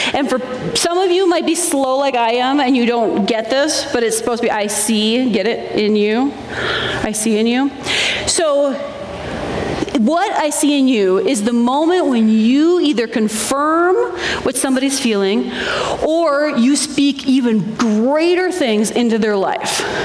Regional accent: Minnesota, United States; I grew up in Minnesota

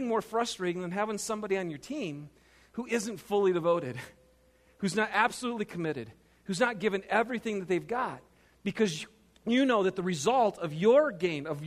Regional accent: Michigan, United States; moved away; I'm from Michigan.

